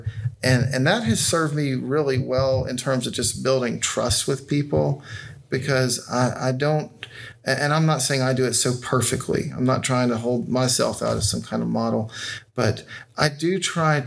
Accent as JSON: {"language": "English", "town": "Decatur", "region": "Alabama", "country": "United States", "tie": "born or raised there", "also_born_or_lived": "Oxford, Mississippi", "moved": "as an adult", "said": "So I grew up here in Decatur. I was gone for 17 years. Our family moved back in 2013"}